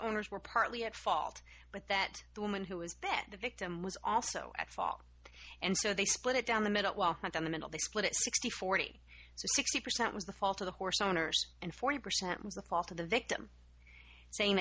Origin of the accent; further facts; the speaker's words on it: Massachusetts, United States; my home state of Massachusetts